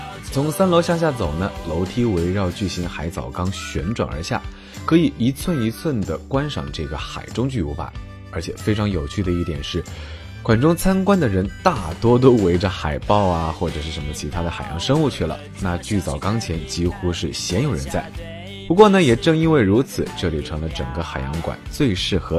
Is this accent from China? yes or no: no; Kenting, Pingtung County, Taiwan; Let's go，带你到我的家乡去看一看。垦丁是一个靠海的城市